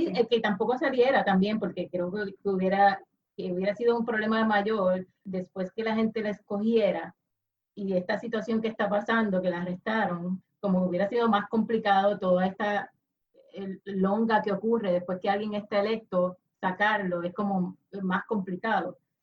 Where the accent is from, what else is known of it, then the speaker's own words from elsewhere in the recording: Puerto Rico; como puertorriqueña